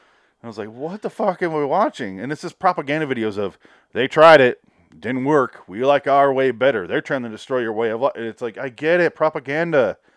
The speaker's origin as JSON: {"language": "English", "town": "Santa Monica", "region": "California", "country": "United States", "tie": "born or raised there", "said": "Even though I grew up in Santa Monica."}